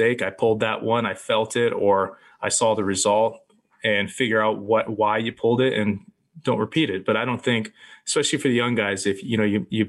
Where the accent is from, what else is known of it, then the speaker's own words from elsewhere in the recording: Florida, United States; moved away; I grew up in Florida